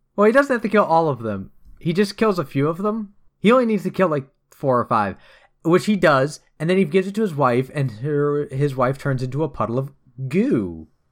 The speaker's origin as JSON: {"language": "English", "country": "United States", "said": "I'm an American."}